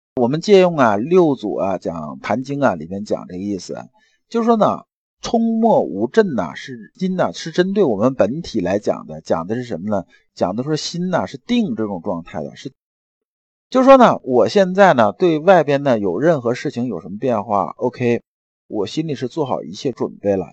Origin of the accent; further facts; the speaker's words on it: China; 我们中国人